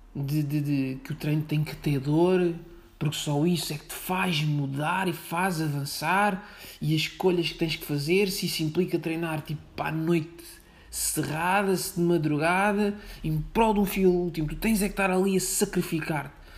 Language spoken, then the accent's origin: Portuguese; outskirts of Setúbal, Portugal; moved away as an adult; also born or lived in Lisbon; não sou de Lisboa, sou de fora, sou de Setúbal, mas também não sou de Setúbal, sou algo gosto de Setúbal. Ou seja, sou periferia da periferia da periferia. Pronto. Mas andei na escola em Setúbal.